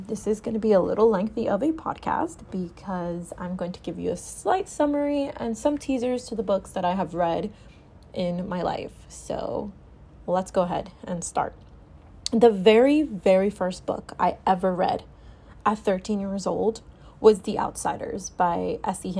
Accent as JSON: {"language": "English", "country": "Dominican Republic", "tie": "born or raised there", "said": "We grew up together in the Dominican Republic"}